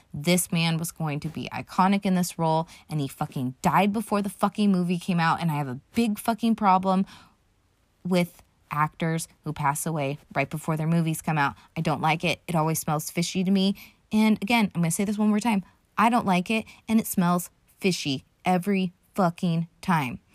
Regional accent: United States; I'm from America

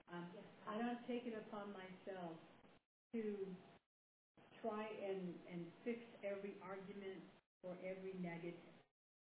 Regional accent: United States; I'm an American

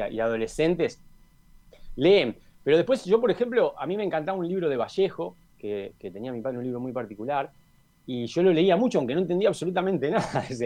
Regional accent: Montevideo, Uruguay; yo si tengo que decir dónde, dónde viví, dónde nací, dónde me formé, es en Malvin

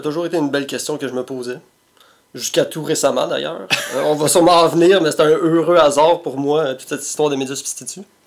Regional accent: Montreal, Quebec, Canada; also born or lived in Repentigny; je pense que je suis né à Repartigny, Mais ben, j'ai grandi, j'ai vécu une bonne partie de ma vie à Tétroville. Euh, l'appellation officielle, c'est Mercier, Mercier S, qui est maintenant fusionné avec Hochelaga Maisonneuve

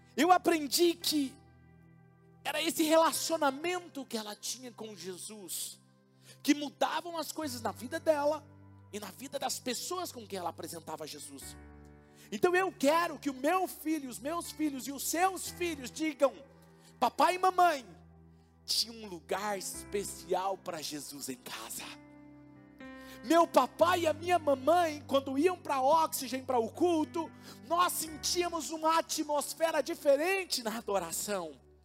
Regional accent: Marília, São Paulo, Brazil; also born or lived in Campo Limpo Paulista, Brazil / Jundiaí, Brazil; Marília é a minha cidade, porque foi onde eu cresci. Cheguei aqui com 11 anos

